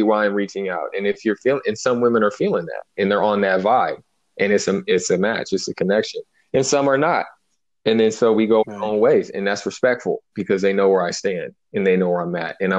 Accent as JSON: {"language": "English", "area": "Bay Area", "region": "California", "country": "United States", "tie": "born or raised there", "also_born_or_lived": "Santa Barbara", "moved": "as an adult", "said": "I'm from the Bay Area. I'm from working class, you know, hip hop, baggy jeans"}